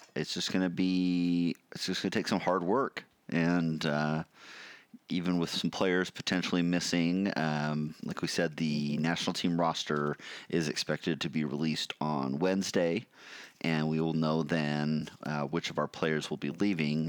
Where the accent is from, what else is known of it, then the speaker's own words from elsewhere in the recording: United States; I'm American